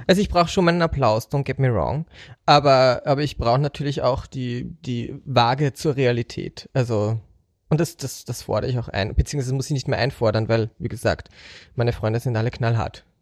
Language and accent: German; Austria